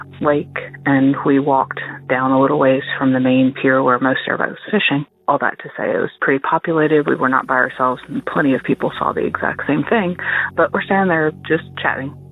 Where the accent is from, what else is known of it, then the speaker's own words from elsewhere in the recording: New Jersey, United States; moved away; also born or lived in Laurel, Mississippi; I am originally from New Jersey